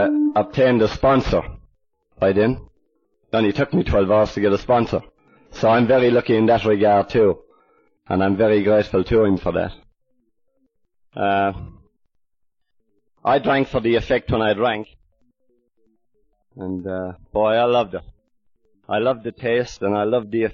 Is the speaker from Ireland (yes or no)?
yes; Ireland; now in Australia; I'm more of an Aussie than I am an Irishman. I've been out here about 23 years